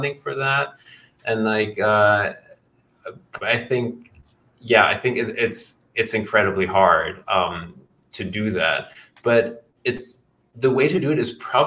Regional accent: Germany; I'm from Germany

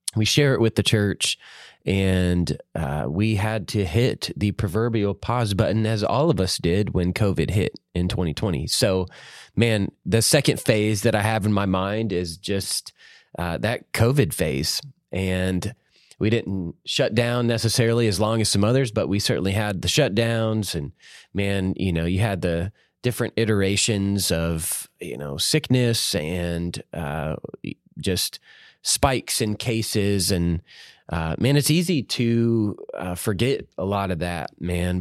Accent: Georgia, United States; moved away as an adult; now in Savannah, Tennessee, United States; I'm from Georgia

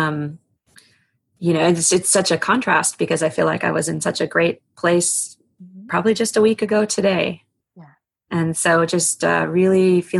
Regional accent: East Coast, United States; I grew up on the East Coast

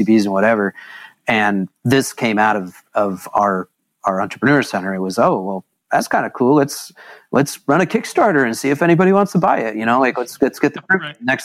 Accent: Lawrence, Kansas, United States; I grew up in Little Lawrence, Kansas, graduated from Lawrence High School

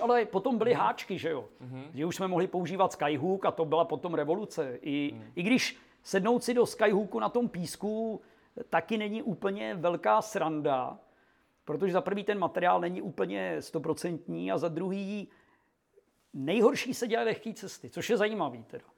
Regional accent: Czechia

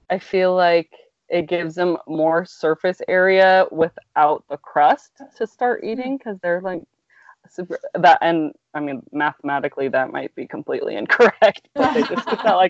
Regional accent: California, United States; moved away; growing up in California, we just kind of always said soda

